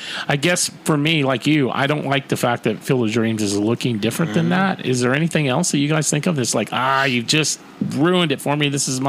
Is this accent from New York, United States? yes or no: no; Iowa, United States; I'm from Iowa.